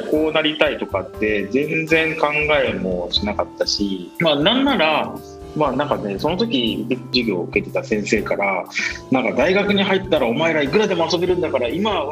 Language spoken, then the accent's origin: Japanese; Miyazaki, Japan; 僕はですね元と出身の宮崎で宮崎県のまあ硬い中でまあ、育ったんですけど